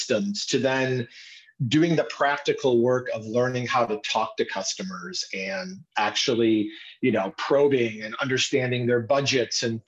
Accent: Binghamton, New York, United States; moved away as an adult; also born or lived in Pittsburgh; I grew up in the Binghamton area

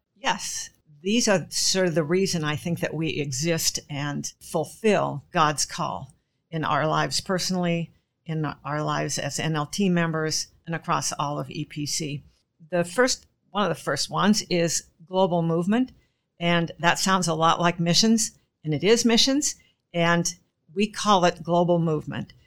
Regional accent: Gig Harbor, Washington, United States; I'm from Gig Harbor, Washington, which is virtually nowhere compared to the rest of E P C world

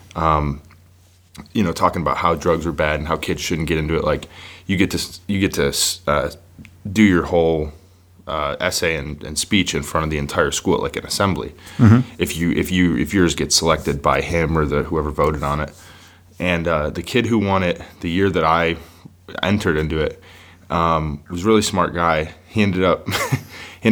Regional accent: Buffalo, New York, United States; moved away as an adult; now in Nashville, United States; I grew up in Buffalo

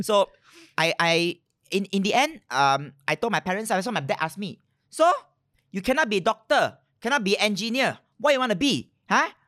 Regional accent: Malaysia; I'm Malaysian

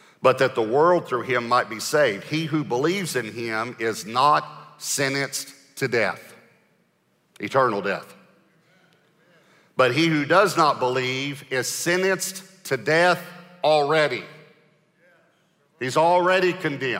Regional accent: Texas, United States; I'm from Texas

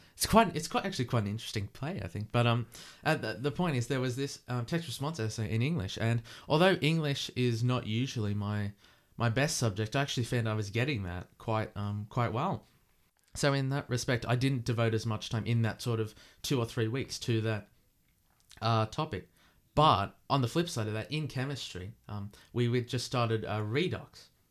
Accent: Australia; accent: Aussie; you're hearing my Aussie accent

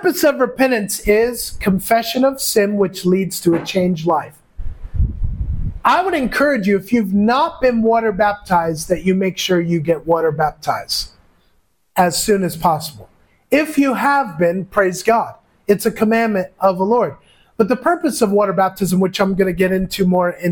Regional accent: United States; moved away as an adult; now in Philippines; everybody here calls me as an American

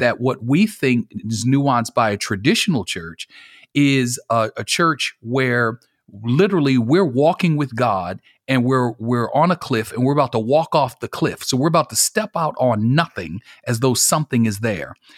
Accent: Buffalo, New York, United States; moved away as an adult; now in Marietta, United States; I'm originally from Buffalo, New York. Born and raised

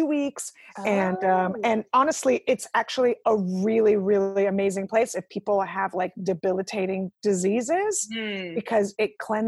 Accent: Ukraine; moved away; I was born in the Ukraine

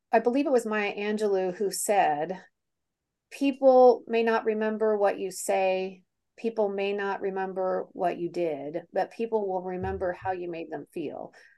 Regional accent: Kansas City, United States; moved away; born and raised in Kansas City, very Kansas City gal

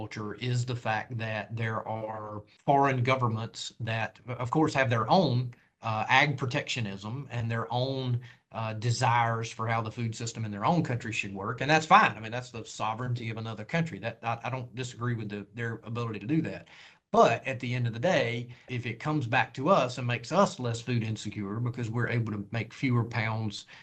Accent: North Carolina, United States; having lived through some of that here in my home state

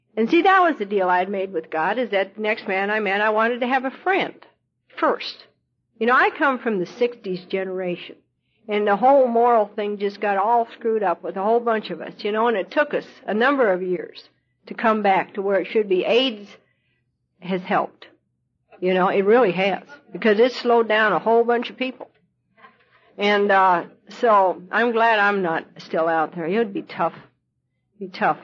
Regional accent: Montana, United States; also born or lived in Idaho / Colorado; now in Louisville, United States; I was born in Idaho and I was raised in Montana. Lived on a cattle ranch and, and rode my horse to school when I was a kid.

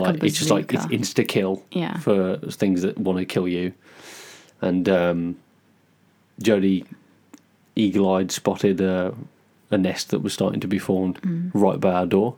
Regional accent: United Kingdom; now in Japan; We are a British couple who live in the mountains of Japan.

